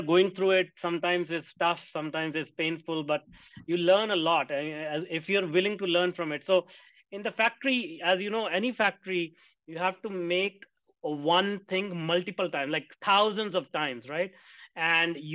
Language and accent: English; India; I grew up in India, and my career started at 15 working in a factory for $2 a day